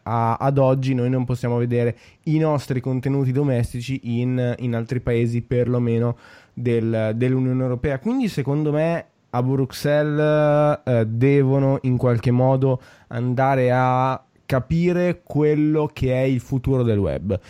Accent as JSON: {"language": "Italian", "area": "a town 20 km from Milan", "region": "Lombardy", "country": "Italy", "tie": "born or raised there", "said": "vivo tra Milano e il, il, mio paese natale che è a 20, a 20 km da Milano"}